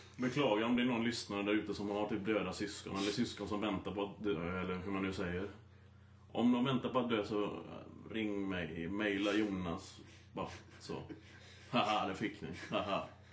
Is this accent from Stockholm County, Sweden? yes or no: no; Gothenburg, Västra Götaland, Sweden; accent: Gothenburg dialect; jag är göteborgare då, så ville de att jag skulle överdriva min, eh, göteborgska dialekt